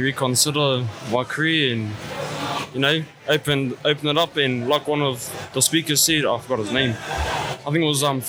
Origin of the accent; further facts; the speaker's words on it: New Zealand; from Te Araro, head boy of Te Waho o Rere Kohu